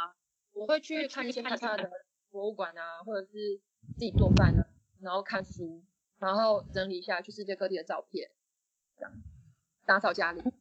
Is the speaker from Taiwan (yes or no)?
no; Xiamen, Fujian, China; 然后我也希望我来自的地方就是福建可以让世界看见，因为通常别人问我说哦你从哪里来，然后我说厦门，他们说嗯厦门在哪里，然后我之后才会说中国